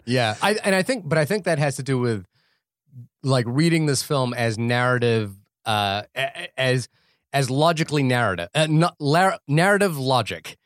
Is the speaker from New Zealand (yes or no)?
yes; New Zealand; being a New Zealander